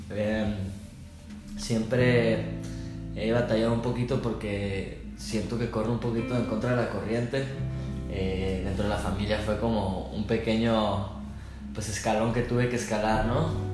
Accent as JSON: {"language": "Spanish", "region": "northern Mexico", "country": "Mexico", "said": "somos bien norteños, no fronteriza, pero del norte. Los norteños somos como más así broncos"}